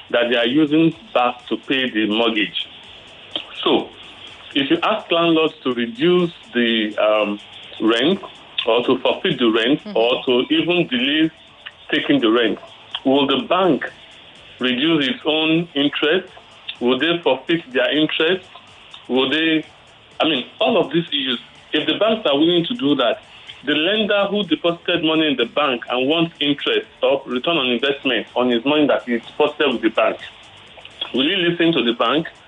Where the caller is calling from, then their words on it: Lekki, Lagos, Nigeria; I'm calling from Lekki.